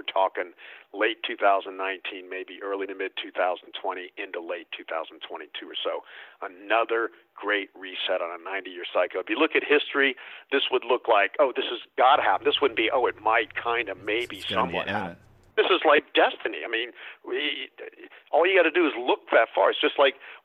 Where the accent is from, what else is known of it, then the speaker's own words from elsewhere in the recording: the South, United States; I grew up in the South. That was like growing up in the 1800s instead of the 1900s